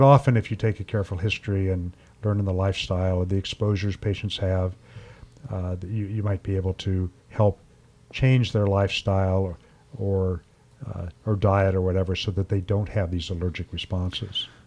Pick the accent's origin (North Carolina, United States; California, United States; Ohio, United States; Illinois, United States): Ohio, United States; growing up in Ohio